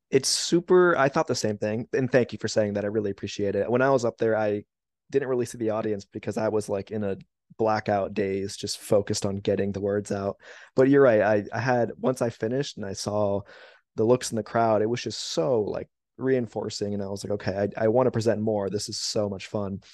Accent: West Palm Beach, Florida, United States; I'm originally from West Palm Beach

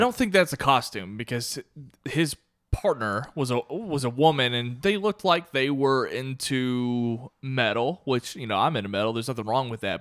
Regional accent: Kentucky, United States; moved away as an adult; I was born and raised in Kentucky

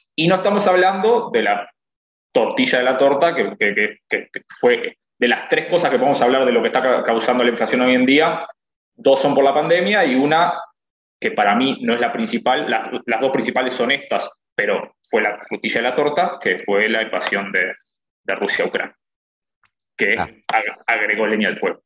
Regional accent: Uruguay; moved away; gente que somos uruguayos

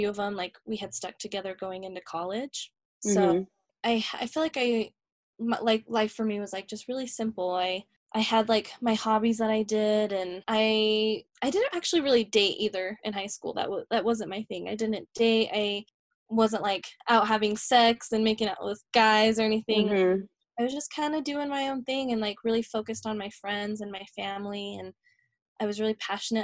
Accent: Harriman, United States; now in Salt Lake City, United States; I grew up in Harriman

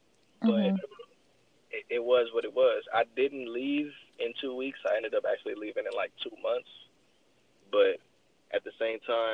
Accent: Los Angeles, California, United States; I'm Nigerian, but like my mom would say, I'm a fake Nigerian because I'm born and raised out here. So like, I'm really on some 818 shit

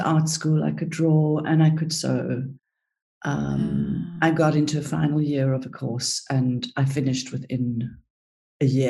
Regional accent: South Africa; also born or lived in Cyprus; I was born in Cyprus and grew up in South Africa. We went to South Africa when I was 5.

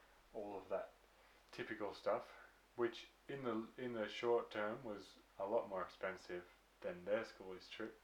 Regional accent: Victoria, Australia; we're from Victoria, Australia.

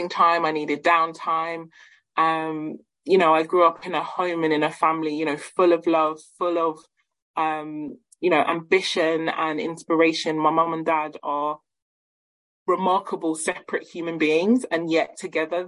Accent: South West Nigeria, Nigeria; I am a Yoruba woman. So my family and I, we hail from Nigeria, the west, south and southern western regions in Nigeria.

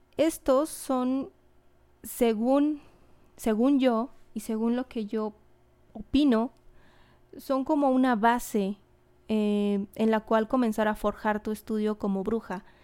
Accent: Mexico; yo soy mexicana

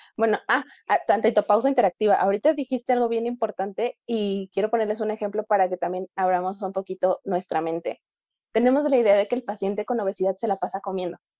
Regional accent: Mexico; como población mexicana somos

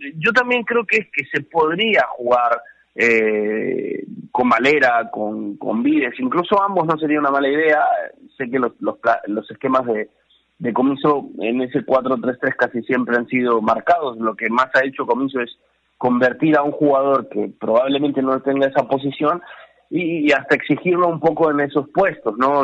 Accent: Peru; felices como peruanos

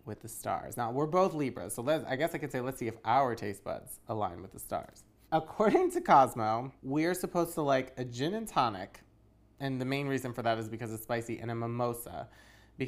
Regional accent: East Coast, United States; I'm from the East Coast

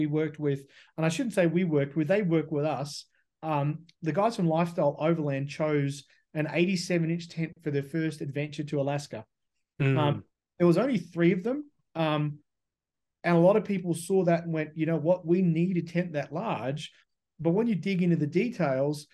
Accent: Australia; now in United States; I'm Australian

